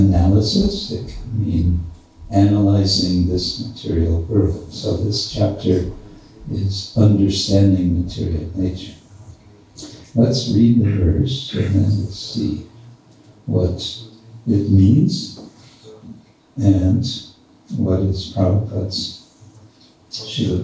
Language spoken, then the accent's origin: English; United States; accent: American English; my American English.